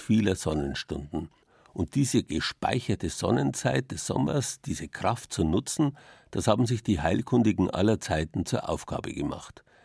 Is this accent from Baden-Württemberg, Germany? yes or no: no; Bavaria, Germany; bei uns in Bayern